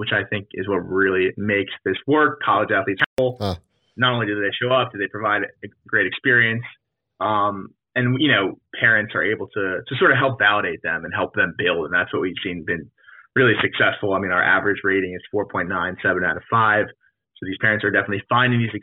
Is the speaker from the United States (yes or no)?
yes; New Jersey, United States; I grew up in New Jersey